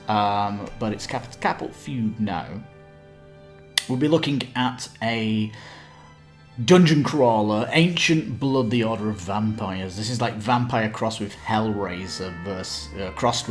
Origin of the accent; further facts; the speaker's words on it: Ireland; I am Irish